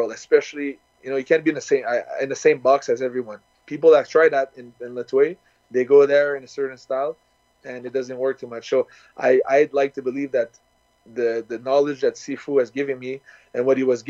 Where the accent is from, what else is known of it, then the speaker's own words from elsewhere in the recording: Canada; started in Canada, where I'm born